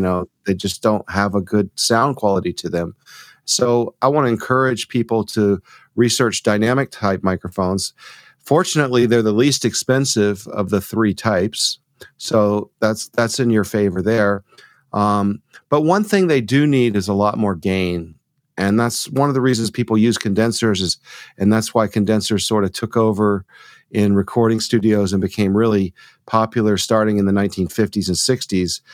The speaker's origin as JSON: {"language": "English", "town": "Rome", "region": "Georgia", "country": "United States", "tie": "born or raised there", "moved": "as an adult", "lives_now": "Tucson, United States", "said": "I'm from Georgia too. So I, okay. I grew up in uh, outside of Rome"}